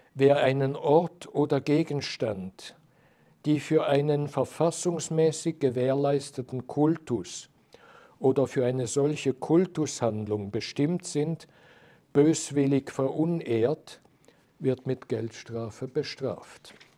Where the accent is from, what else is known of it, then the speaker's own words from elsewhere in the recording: Switzerland; als Schweizer Jurist